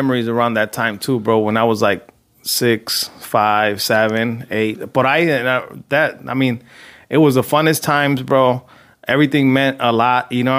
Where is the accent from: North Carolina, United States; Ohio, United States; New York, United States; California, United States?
California, United States; Compton; Yeah, when we were growing up in Compton, dude, pretty much all my dad's brothers or siblings, I should say, because it was brothers and sisters, were living there.